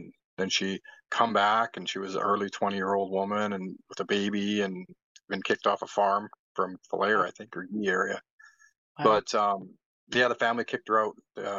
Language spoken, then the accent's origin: English; Wind Lake, Canada; born there; My mom was from Sucker Creek and I was born in Wind Lake. And then we moved all over.